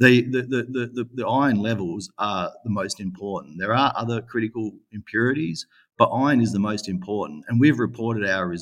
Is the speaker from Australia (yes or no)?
yes; Western Australia, Australia; my home state of Western Australia.